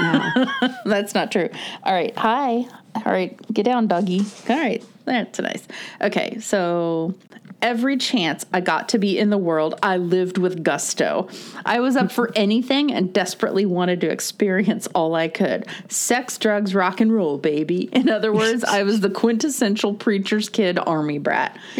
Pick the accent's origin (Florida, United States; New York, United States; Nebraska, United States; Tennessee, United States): Florida, United States; we grew up in Florida, so there was definitely more of a swimming all the time culture.